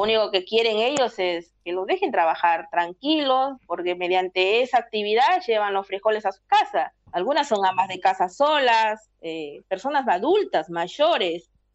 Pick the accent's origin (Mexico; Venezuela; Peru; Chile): Peru; moved away as an adult; now in Argentina; decidimos emprender eh, ese viaje para buscar oportunidades fuera, porque dentro de tu país no tenías oportunidades